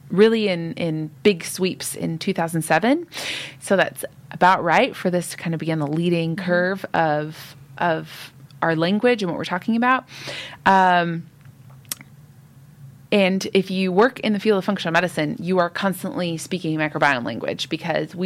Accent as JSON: {"language": "English", "country": "United States", "tie": "born or raised there", "moved": "yes", "lives_now": "Fife, United Kingdom", "said": "I grew up in the United States."}